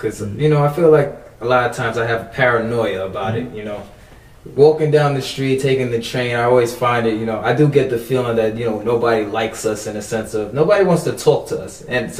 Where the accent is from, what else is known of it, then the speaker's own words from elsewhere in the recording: Jamaica; I'm Jamaican.